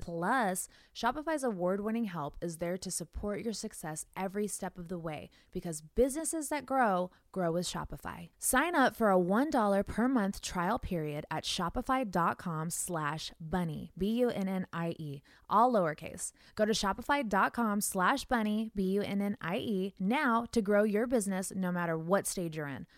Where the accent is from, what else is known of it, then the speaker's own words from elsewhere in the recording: West Coast, United States; now in Nashville, United States; I'm from the West Coast